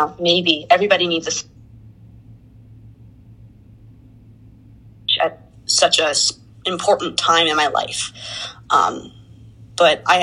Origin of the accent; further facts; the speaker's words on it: Jackson, New Jersey, United States; I'm from a small town in New Jersey called Jackson